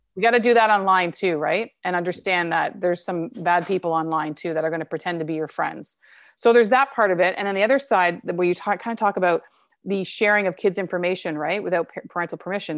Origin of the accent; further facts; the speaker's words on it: Canada; I'm Canadian and I was born here.